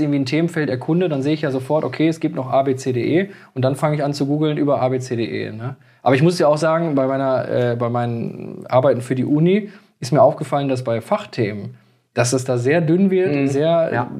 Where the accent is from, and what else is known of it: Moers, North Rhine-Westphalia, Germany; born or raised there